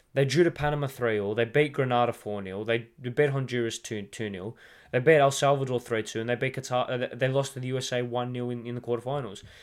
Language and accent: English; Australia; as an Australian